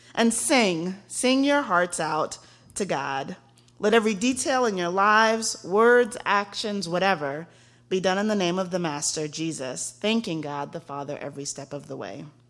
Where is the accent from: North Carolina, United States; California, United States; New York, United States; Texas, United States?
Texas, United States; I am from Texas